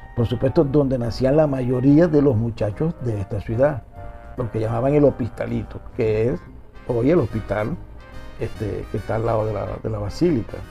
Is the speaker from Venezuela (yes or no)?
yes; Maracaibo, Zulia, Venezuela; Yo nací en el Zulia, soy del Saladillo y en la Flor del Zulia yo jugaba cuando niño